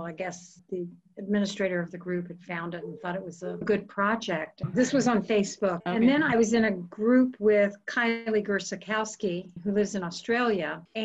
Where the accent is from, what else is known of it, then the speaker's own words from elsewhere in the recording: the Florida Panhandle, United States; moved away as an adult; now in Houston, United States; I grew up in the panhandle of Florida